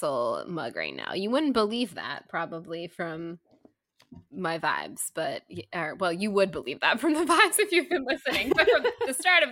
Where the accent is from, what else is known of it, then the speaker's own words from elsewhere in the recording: Florida, United States; moved away; I'm the born and raised Floridian who's really disappointed in my home state right now